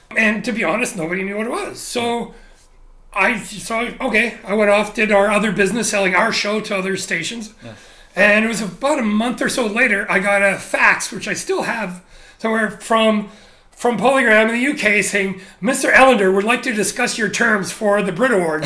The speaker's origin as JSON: {"language": "English", "country": "Canada", "tie": "born or raised there", "also_born_or_lived": "Japan", "moved": "as an adult", "lives_now": "Shanghai, China", "said": "growing up in Canada"}